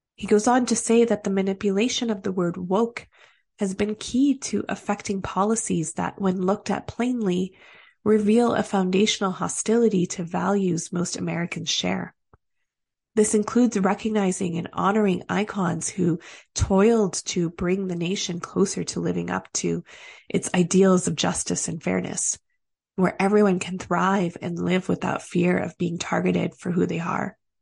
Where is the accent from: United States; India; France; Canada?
Canada; As Canadian as we are